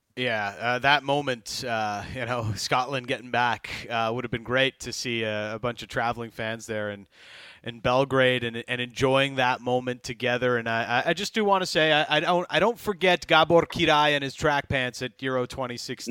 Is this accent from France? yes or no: no; Canada; as a Canadian yeah, soccer fan